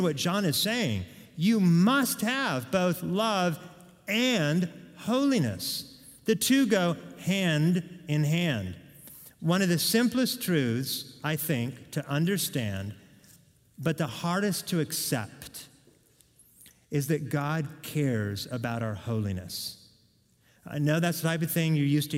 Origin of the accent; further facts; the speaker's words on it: Oregon, United States; I'm from Oregon